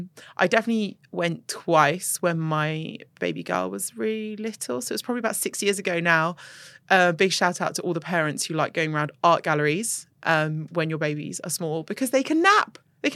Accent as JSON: {"language": "English", "country": "Jordan", "also_born_or_lived": "United Kingdom", "said": "I'm from Jordan"}